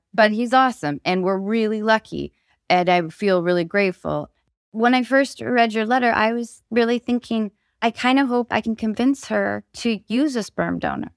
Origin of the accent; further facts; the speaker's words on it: Seattle, Washington, United States; I grew up in Seattle